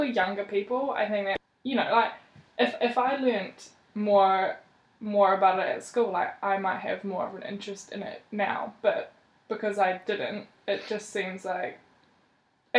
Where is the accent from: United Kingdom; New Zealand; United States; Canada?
New Zealand